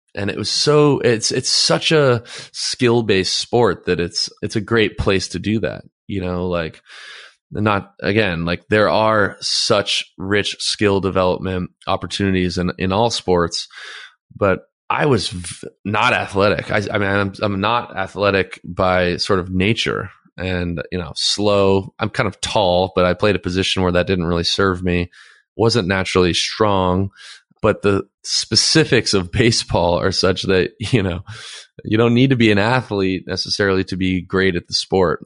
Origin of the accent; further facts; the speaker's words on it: Los Angeles, California, United States; also born or lived in Santa Monica; I was born in Santa Monica, and I grew up in Playa del Rey, Westchester area